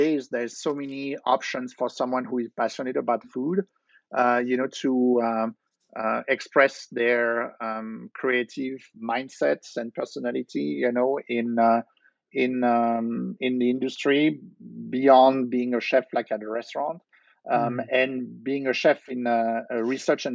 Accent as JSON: {"language": "English", "town": "Versailles", "region": "Île-de-France", "country": "France", "tie": "born or raised there", "also_born_or_lived": "Nice, France", "second_language": "English", "moved": "as an adult", "lives_now": "New Jersey, United States", "said": "I grew up in France, and in fact, I moved to Jersey 20 years ago"}